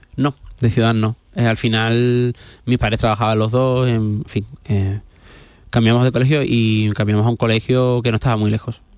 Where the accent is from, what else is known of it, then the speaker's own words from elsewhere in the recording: Seville, Andalusia, Spain; also born or lived in Huelva; hemos vivido la mayoría del tiempo de nuestra vida en Sevilla. Entonces, pues yo siempre digo que soy de los dos sitios, no me siento nuez y me siento sevillano